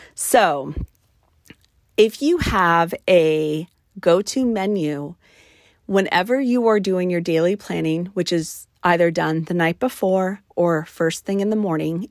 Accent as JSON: {"language": "English", "region": "New Mexico", "country": "United States", "said": "on my mother's side of the family, we are from New Mexico."}